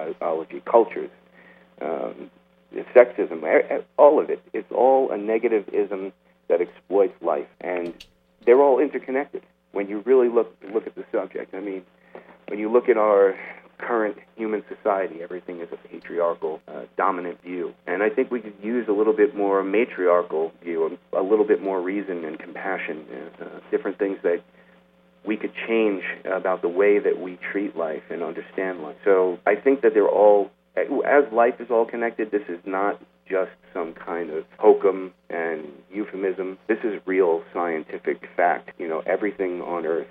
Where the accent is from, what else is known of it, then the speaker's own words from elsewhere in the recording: not far from New York City, New Jersey, United States; I actually grew up not far from New York City in New Jersey, just across the river